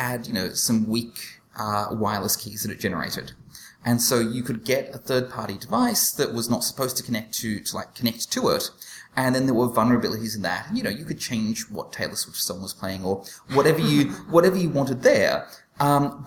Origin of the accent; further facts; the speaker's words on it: Australia; accent: Australian; my Australian accent